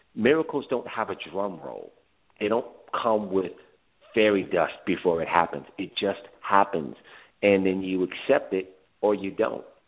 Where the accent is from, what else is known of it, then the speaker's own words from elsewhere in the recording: New York City, New York, United States; I am actually from Brooklyn